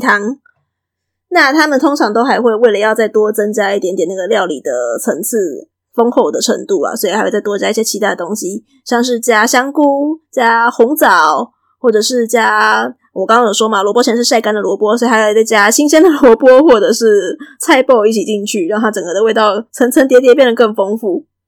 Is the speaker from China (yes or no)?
no; Taiwan; 我以前在节目上嘛，定定在讲台语，如果有的人比较敏锐的话，应该可以从我的口音里面直接听出来说我的祖先大概可能是从哪边来的。所以对我来讲，我从小到大生活的环境几乎就是闽南家庭